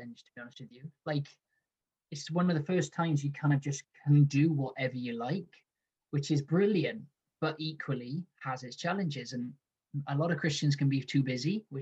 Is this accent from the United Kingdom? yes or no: yes; Cardiff, Wales, United Kingdom; moved away as an adult; now in Edinburgh, United Kingdom; I grew up in Cardiff, born and raised in Wales.